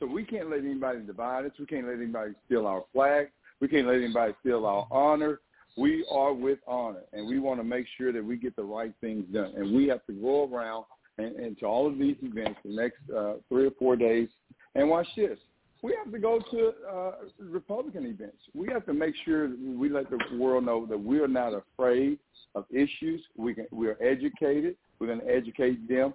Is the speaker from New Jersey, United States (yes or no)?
no; Southeast Texas, United States; I am a Texan. I grew up in East Texas, Southeast Texas, got DNA all over Texas